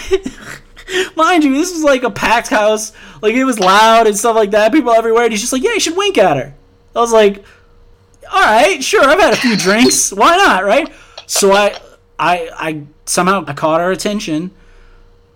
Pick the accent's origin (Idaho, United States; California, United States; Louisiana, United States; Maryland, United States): Louisiana, United States; New Orleans; also born or lived in Baton Rouge, Louisiana; I'm from New Orleans, and I went to school in Baton Rouge, and I lived in Baton Rouge for 8 years